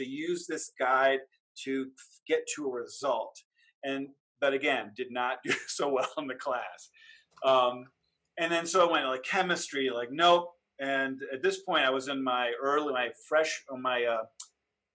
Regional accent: Cleveland Heights, Ohio, United States; I grew up in Cleveland Heights, Ohio, which is a near eastern suburb of Cleveland

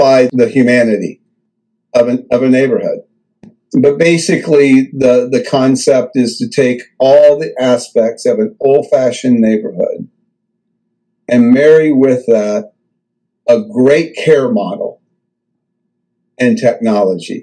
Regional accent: the Ozarks in southern Missouri, United States; I grew up in the Ozarks in southern Missouri

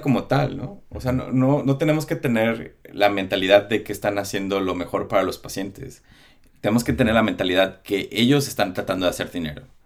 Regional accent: Mexico; como los mexicanos tenemos los tacos y, los sopes

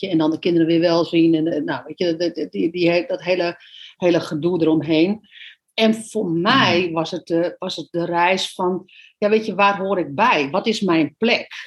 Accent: Netherlands; moved away as an adult; wij uit Nederland zijn gegaan en op reis zijn gegaan.

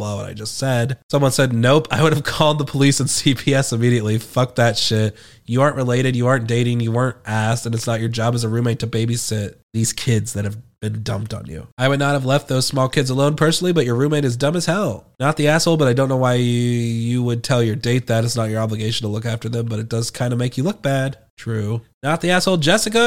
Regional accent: United Kingdom; I'm British.

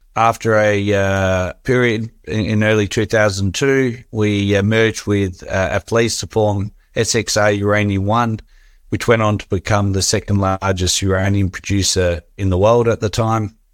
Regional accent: Australia; growing up in Australia

